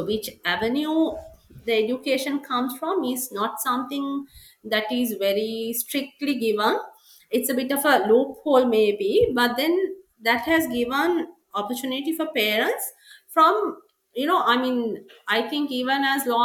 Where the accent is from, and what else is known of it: Sri Lanka